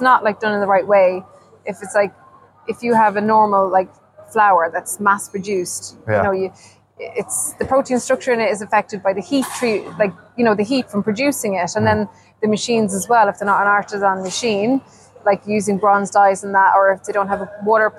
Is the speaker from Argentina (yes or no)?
no; Ireland; moved away as an adult; now in Sweden; growing up in Ireland with my poor mom had like 12 to feed.